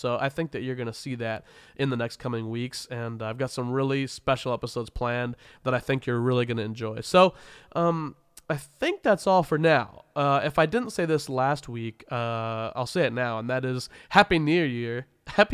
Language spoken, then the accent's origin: English; Wichita, Kansas, United States; moved away; my hometown of Wichita, Kansas